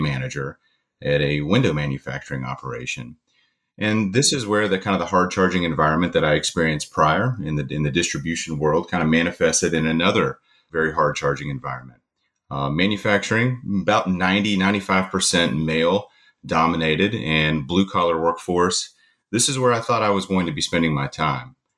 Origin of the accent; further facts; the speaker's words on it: Eastern Kentucky, United States; I'm from Eastern Kentucky